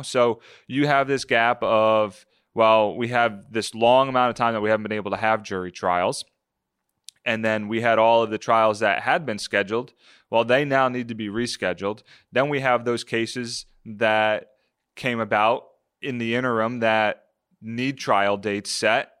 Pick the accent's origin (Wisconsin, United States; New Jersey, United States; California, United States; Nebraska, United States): New Jersey, United States; a kid growing up in South Jersey, follow the Eagles religiously